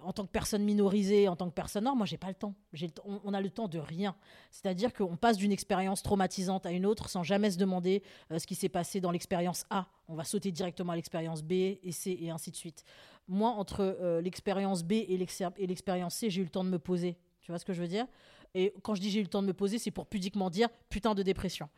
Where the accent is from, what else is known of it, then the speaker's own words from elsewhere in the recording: Paris, Île-de-France, France; je suis née à Paris 20e